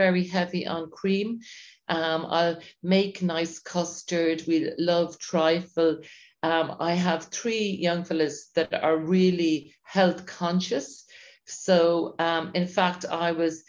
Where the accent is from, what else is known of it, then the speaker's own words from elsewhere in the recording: Dungarvan, Munster, Ireland; So yes, I grew up in Dungarvan. We always had amazing produce here.